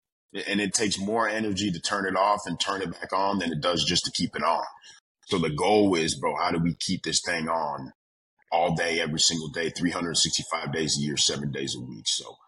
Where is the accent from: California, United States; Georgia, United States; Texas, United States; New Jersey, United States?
Georgia, United States; Atlanta; born there; also born or lived in Milwaukee, Wisconsin; I was born in Atlanta, Georgia. Georgia. Hey, so we're from the South now.